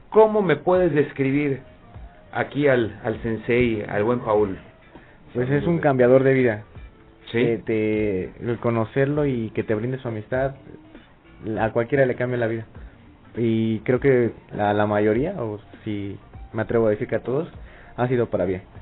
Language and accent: Spanish; Veracruz, Mexico; Yo soy de Veracruz y me casé con una con una rielera de acá del norte.